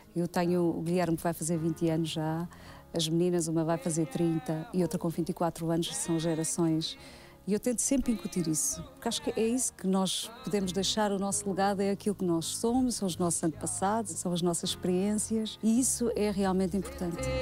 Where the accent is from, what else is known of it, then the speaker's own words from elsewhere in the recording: Portugal; also born or lived in Angola / Odivelas, Portugal / Mora, Alto Alentejo, Portugal; Eu nasci em Angola, vim com seis meses para cá. Os meus pais compraram casa em Odivelas